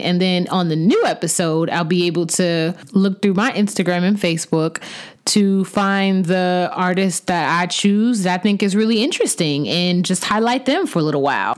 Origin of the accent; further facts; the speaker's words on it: Huntsville, Alabama, United States; moved away as an adult; now in Maryland, United States; I was born and raised in Huntsville, Alabama